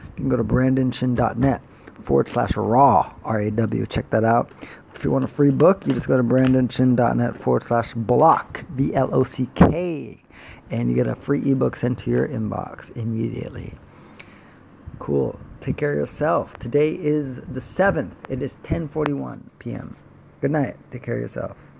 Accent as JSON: {"language": "English", "region": "Florida", "country": "United States", "tie": "born or raised there", "said": "growing up in Florida"}